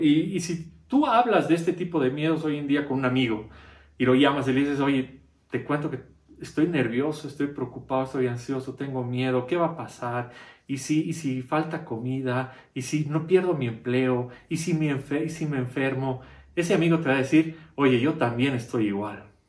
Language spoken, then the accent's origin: Spanish; Bolivia; para nosotros somos bolivianos